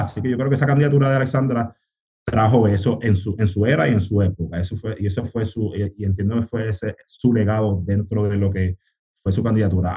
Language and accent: Spanish; Río Grande, Puerto Rico; accent: Puerto Rican; also born or lived in United States; vengo del, del, barrio Malpica en Río Grande, yo me, crié en Río Grande, pero nací en los Estados Unidos